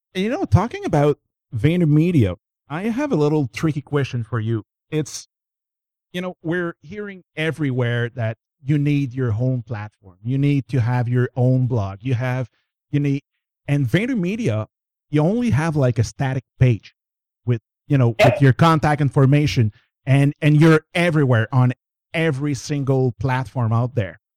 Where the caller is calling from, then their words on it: Montreal, Quebec, Canada; I'm calling from Montreal